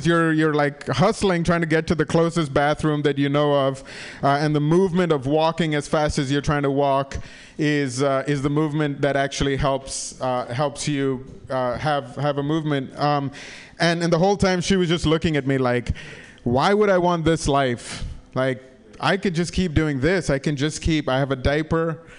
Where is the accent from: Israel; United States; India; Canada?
India; also born or lived in Africa; I grew up in Africa and in India, and people don't rough it there for fun.